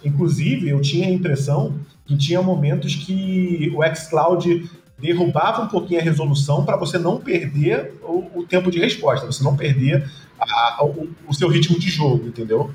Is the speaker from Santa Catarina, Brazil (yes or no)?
no; Rio de Janeiro, Brazil; eu sou carioca